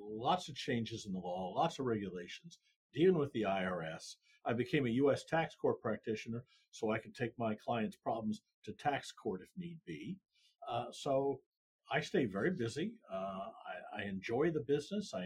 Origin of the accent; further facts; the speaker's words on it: Iowa, United States; moved away as an adult; also born or lived in Kansas City; now in Texas, United States; I'm a Midwestern boy. I grew up in Iowa, as we talked about, cold winters